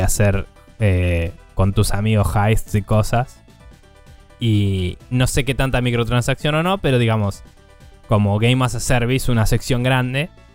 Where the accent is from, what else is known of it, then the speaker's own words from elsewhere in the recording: Argentina; yo como argentino